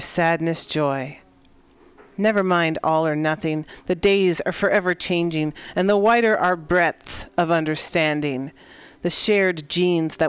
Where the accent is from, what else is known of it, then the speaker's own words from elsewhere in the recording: San Francisco, California, United States; here in the Mission District of San Francisco, my hometown.